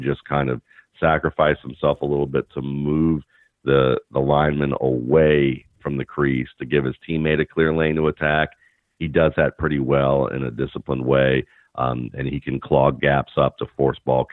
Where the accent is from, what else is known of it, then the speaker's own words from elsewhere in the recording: Atlanta, Georgia, United States; where I grew up in Atlanta